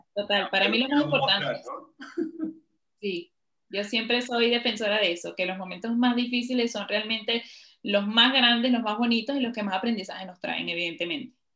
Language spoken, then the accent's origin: Spanish; Venezuela; moved away as an adult; also born or lived in Ecuador; now in Spain; me tocó salir de mi país por la situación que ya conocemos